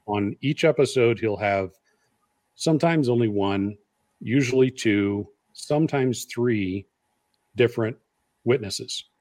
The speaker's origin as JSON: {"language": "English", "region": "Iowa", "country": "United States", "said": "I'm from Iowa"}